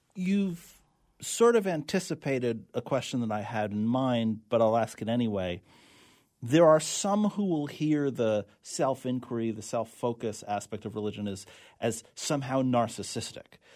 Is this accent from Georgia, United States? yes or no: no; New York, United States; accent: New York; my New York accent